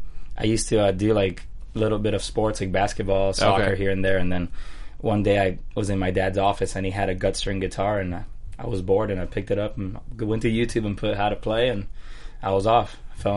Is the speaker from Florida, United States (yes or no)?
yes; Miami, Florida, United States; moved away as an adult; now in Nashville, United States; being from Miami, Florida, and moving to Nashville about 5 years ago.